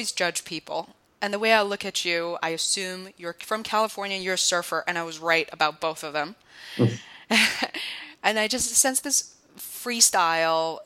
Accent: Beijing, China; I grew up in Beijing

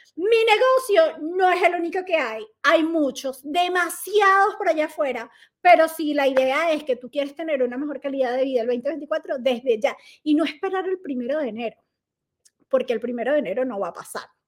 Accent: Venezuela; moved away as an adult; hacía bailoterapia en Venezuela, era instructora de bailoterapia en mi país

